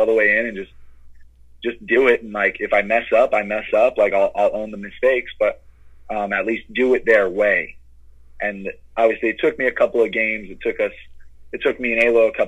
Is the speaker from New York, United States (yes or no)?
yes; Long Island, New York, United States; being from Long Island to get traded back to my hometown